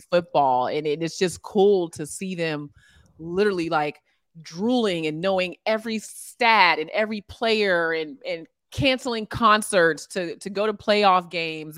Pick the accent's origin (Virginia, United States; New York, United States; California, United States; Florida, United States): Virginia, United States; Alexandria; I grew up in Alexandria, Virginia